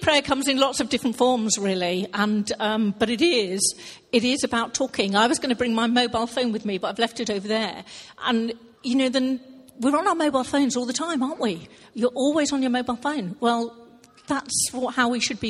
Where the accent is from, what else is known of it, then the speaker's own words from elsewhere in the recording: Hampshire, South East England, United Kingdom; now in Thornton, United Kingdom; I'm originally from Hampshire, so another southern person